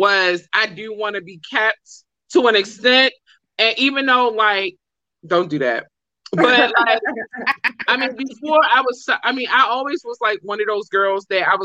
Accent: Baltimore, Maryland, United States; So I'm from Baltimore

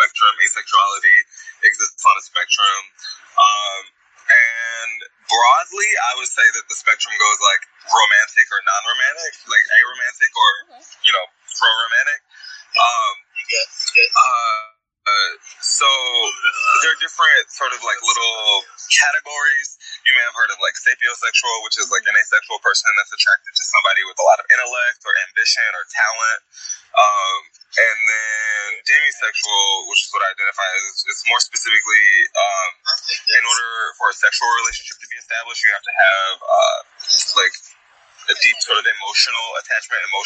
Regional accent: Evergreen Park, Illinois, United States; I was born in Evergreen Park and grew up, you know, south of there

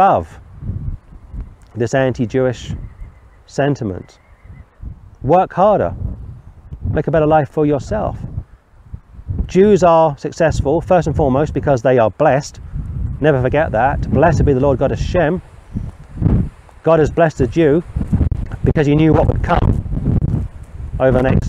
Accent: London, United Kingdom; I was born and raised in London

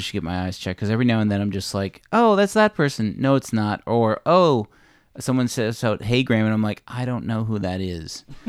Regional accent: Newfoundland and Labrador, Canada; being a Newfoundlander

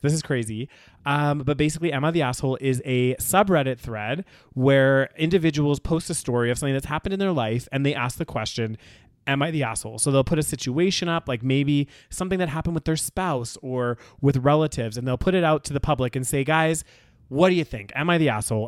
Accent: Canada; growing up in Canada

